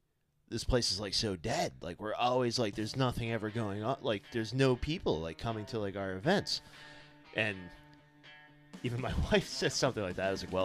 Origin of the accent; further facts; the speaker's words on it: Winchendon, Massachusetts, United States; my hometown, Winchendon, Massachusetts